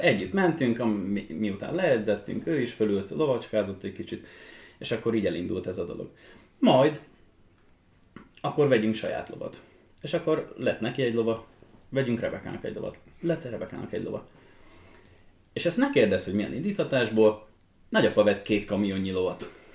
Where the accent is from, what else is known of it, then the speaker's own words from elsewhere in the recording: Hódmezővásárhely, Csongrád-Csanád, Hungary; hódmezővásárhelyen születtem